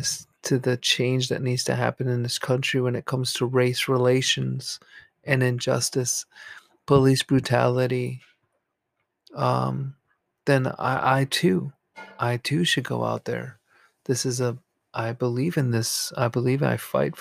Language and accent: English; New York, United States; now in New Jersey, United States; I live in actually New Jersey, the state of New Jersey. And I'm close to New York City and I grew up in New York.